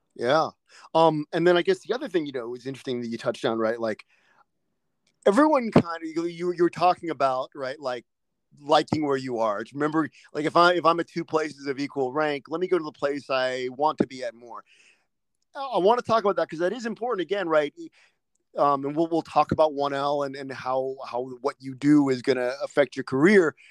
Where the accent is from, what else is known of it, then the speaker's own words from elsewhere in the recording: East Coast, United States; now in California, United States; I'm from I'm from the East Coast as well